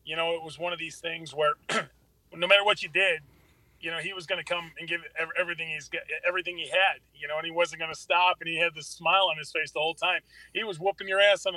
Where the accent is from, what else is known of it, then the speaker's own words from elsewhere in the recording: Lockport, Illinois, United States; also born or lived in Shorewood, Illinois; I grew up here at Lockport